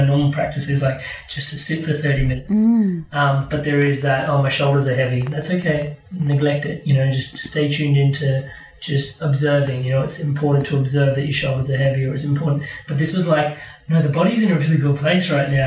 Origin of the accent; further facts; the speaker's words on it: India; Being Indian